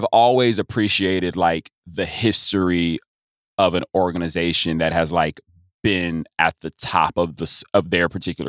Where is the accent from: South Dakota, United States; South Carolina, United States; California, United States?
South Carolina, United States; born there; also born or lived in Texas; I was born in South Carolina. My dad was in the Air Force, so we moved around a ton.